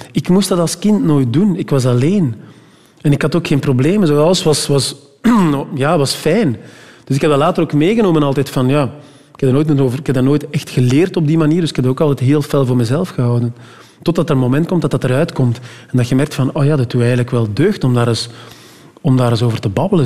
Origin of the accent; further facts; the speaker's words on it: Meetjesland, Flanders, Belgium; bij ons in het Meetjesland